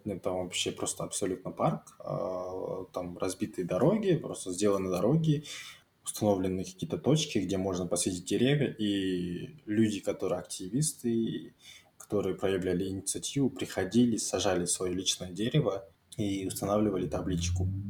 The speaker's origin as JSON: {"language": "Russian", "region": "Almaty", "country": "Kazakhstan", "said": "я алматинец"}